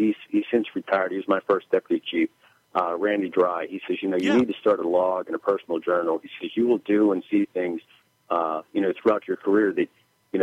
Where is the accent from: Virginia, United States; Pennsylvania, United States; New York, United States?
Pennsylvania, United States; McKeesport; I was born in McKeesport Hospital, raised in the city, grew up here in the city